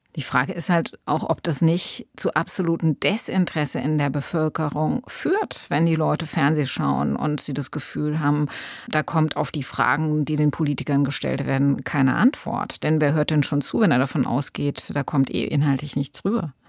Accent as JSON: {"language": "German", "region": "Rhineland-Palatinate", "country": "Germany", "said": "als Rheinland-Pfälzerin"}